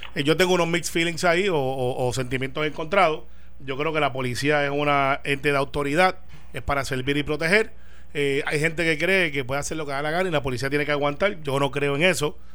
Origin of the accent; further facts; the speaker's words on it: Puerto Rico; como buen puertorriqueño